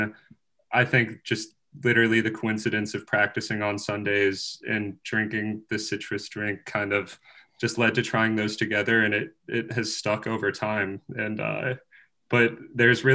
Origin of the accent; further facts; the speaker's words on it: Sioux City, Iowa, United States; moved away as an adult; now in Iowa City, United States; I'm from Sioux City, Iowa, originally.